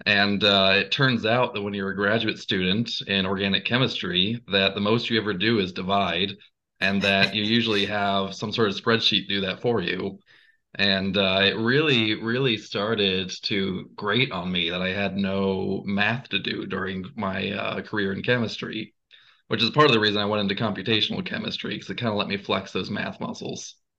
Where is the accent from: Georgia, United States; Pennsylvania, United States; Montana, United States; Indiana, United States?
Georgia, United States; Gainesville; I'm from Gainesville, Georgia, not Ohio.